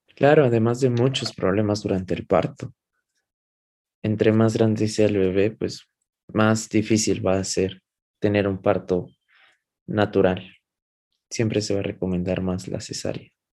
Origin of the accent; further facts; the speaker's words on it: Mexico; nosotros como población latina, específicamente población mexicana